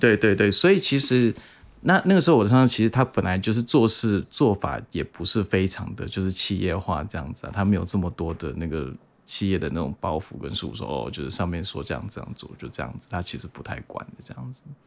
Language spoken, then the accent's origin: Chinese; Taiwan; now in Seattle, United States; 因为我就是我小时候还是在台湾长大，所以你们多少也可能有经历过。那尤其是我是呃民国七十年的